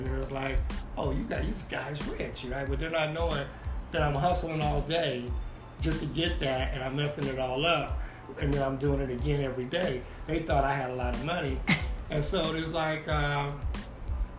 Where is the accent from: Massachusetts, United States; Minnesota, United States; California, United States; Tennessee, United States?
California, United States; Bakersfield; I'm from Bakersfield